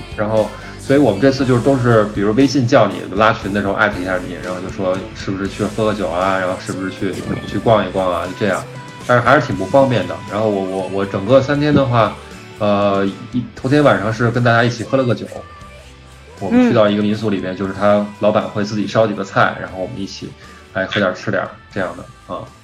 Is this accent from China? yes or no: yes; Beijing, China; 因为咱们都是北京人嘛